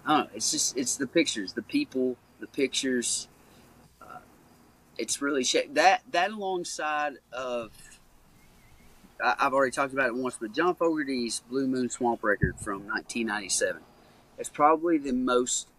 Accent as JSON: {"language": "English", "town": "Caneyville", "region": "Kentucky", "country": "United States", "tie": "born or raised there", "said": "Growing up in Caneyville, Kentucky, is a small town"}